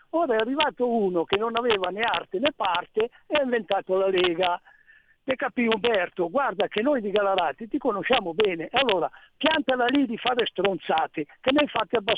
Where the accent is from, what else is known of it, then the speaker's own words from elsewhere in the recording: Gallarate, Lombardy, Italy; Io sono nato a Gallarate, tu sai che Cassano Magnago è attaccato a Gallarate.